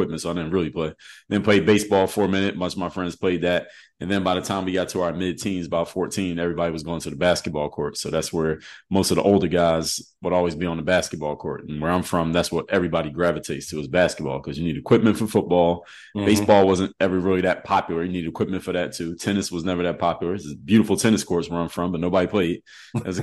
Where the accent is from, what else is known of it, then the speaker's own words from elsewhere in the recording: Philadelphia, Pennsylvania, United States; coming from Philadelphia, PA, my hometown, you know, we played all the backyard sports.